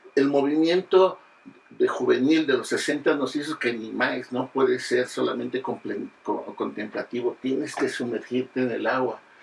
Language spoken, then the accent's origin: Spanish; Naucalpan, State of Mexico, Mexico; now in Mexico City, Mexico; Los que vivimos en el distrito, bueno, en la Ciudad de México, y hemos vivido buena parte de nuestra historia personal en el Estado de México, porque somos de Acatlán